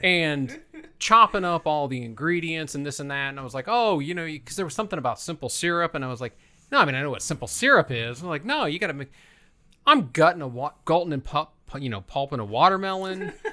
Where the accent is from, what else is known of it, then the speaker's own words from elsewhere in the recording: Fort Wayne, Indiana, United States; also born or lived in Columbia City, Indiana; I was born in Columbia City, which is right outside of Fort Wayne, but I grew up in a little neighborhood outside of Fort Wayne, surrounded by cornfields